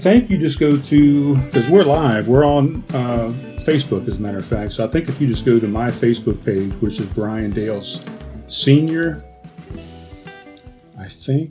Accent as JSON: {"language": "English", "town": "Charleston", "region": "South Carolina", "country": "United States", "said": "No, I'm from here originally."}